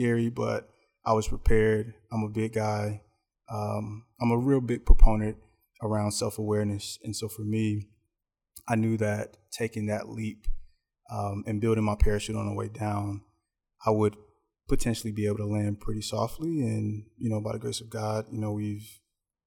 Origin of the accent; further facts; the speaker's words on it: Greensboro, North Carolina, United States; also born or lived in New York; now in Charlotte, United States; we're originally from Greensboro and by way of New York. So I was born in New York. A lot of our family was there. Parents met there, and then they decided that they didn't want to raise us in the city. So we then migrated down to Greensboro and, you know, attended K-12 there